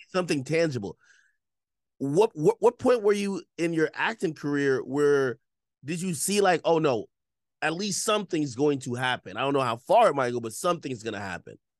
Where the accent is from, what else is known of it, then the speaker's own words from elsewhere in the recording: Jamaica; I'm from Jamaica